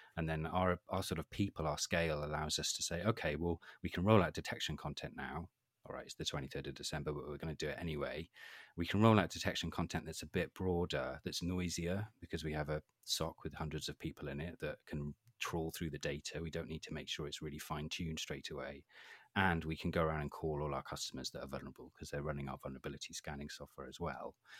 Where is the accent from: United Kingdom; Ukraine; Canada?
United Kingdom; Wales; I'm from Wales